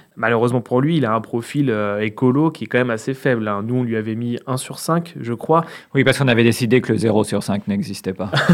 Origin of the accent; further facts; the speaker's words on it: Sarthe, Pays de la Loire, France; je suis de la Sarthe, moi je suis très attaché aux gens qui viennent de chez moi